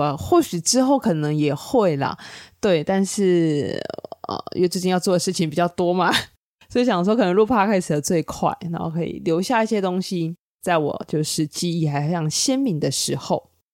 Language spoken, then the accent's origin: Chinese; Tainan, Taiwan; moved away; also born or lived in Taichung; 台南是我长大的地方，但是它不是我生活，就是居住最久的地方